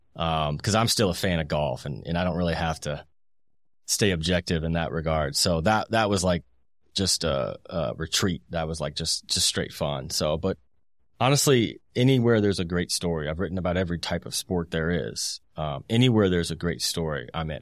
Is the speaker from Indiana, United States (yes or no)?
yes; Indianapolis, Indiana, United States; I grew up in Indianapolis in the two thousands.